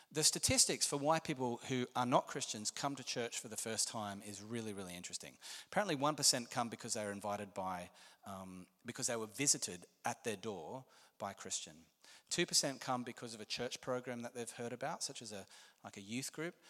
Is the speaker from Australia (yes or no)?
yes; Australia; I'm Australian